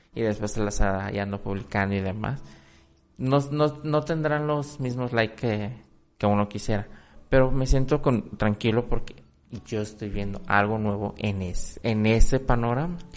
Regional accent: Mexico; yo siendo mexicano no lo conozco del todo

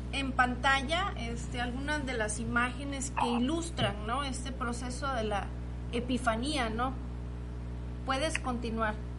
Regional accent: Costa Rica; moved away; yo soy originaria de Costa Rica, allá no se celebra la rosca de reyes

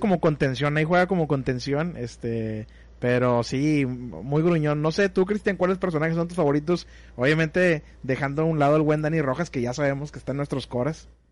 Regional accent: Mexico; los mexicanos nos sentimos más

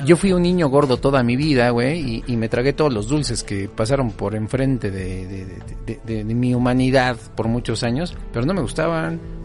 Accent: Naucalpan, State of Mexico, Mexico; crecí en Naucalpan

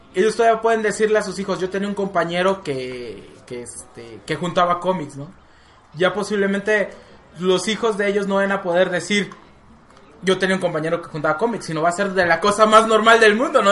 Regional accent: Mexico; Aquí en México

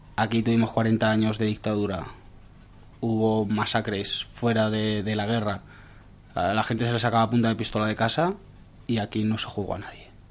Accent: Navarre, Spain; De Navarra

